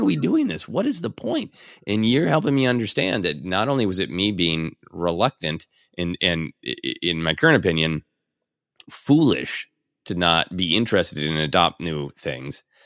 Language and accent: English; Minneapolis, Minnesota, United States; I was raised in Minneapolis